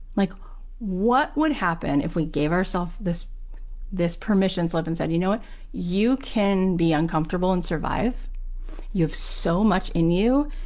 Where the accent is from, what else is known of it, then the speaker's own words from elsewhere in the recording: Boca Raton, Florida, United States; grew up where I grew up in Boca Raton, Florida